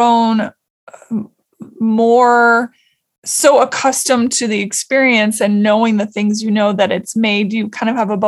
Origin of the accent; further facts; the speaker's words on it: Washington, United States; I'm from Washington State